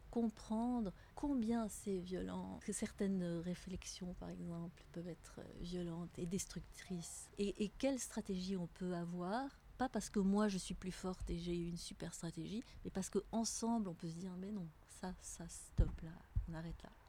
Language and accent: French; Tunisia; now in Geneva, Switzerland; J'ai grandi en Tunisie avec des parents, ma mère française, mon père anglais.